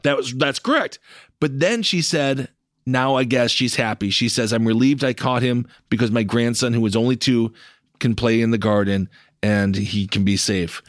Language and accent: English; United States; as an American